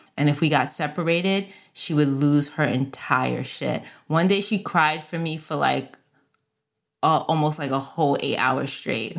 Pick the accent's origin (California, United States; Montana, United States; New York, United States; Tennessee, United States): New York, United States; New York City; Where I grew up in the Bronx, we had Carvel ice cream